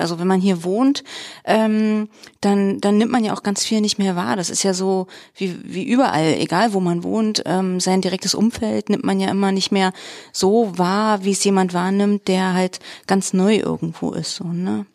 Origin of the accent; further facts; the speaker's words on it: Treuenbrietzen, Brandenburg, Germany; moved away as an adult; also born or lived in Weimar; mein Mann und ich, wir kommen eigentlich aus Träumbrizen und Umgebung